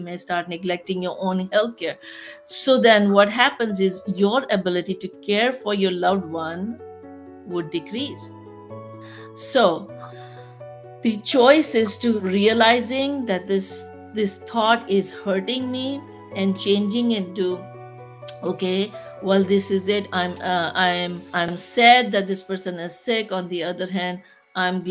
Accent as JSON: {"language": "English", "country": "Pakistan", "moved": "yes", "said": "I'm from Pakistan"}